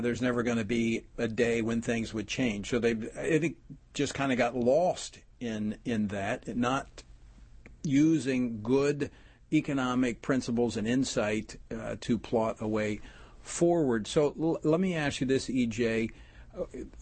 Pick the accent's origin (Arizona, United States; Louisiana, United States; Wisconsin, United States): Louisiana, United States; my home state of Louisiana